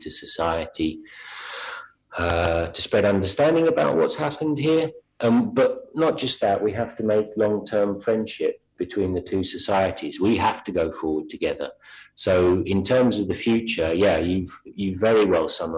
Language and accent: English; London, United Kingdom; accent: Cockney; moved away; I was born in London